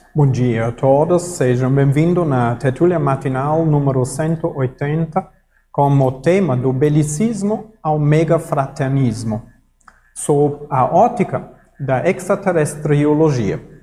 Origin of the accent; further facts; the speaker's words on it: Germany; Portuguese is a second language; now in Brazil; no Brasil, ou eu sou alemão, na Alemanha também